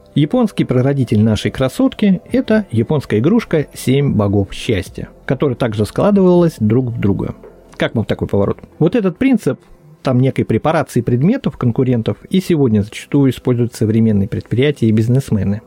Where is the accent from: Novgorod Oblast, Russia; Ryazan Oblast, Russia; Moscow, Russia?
Novgorod Oblast, Russia; Veliky Novgorod; тут мой родной город Великий Новгород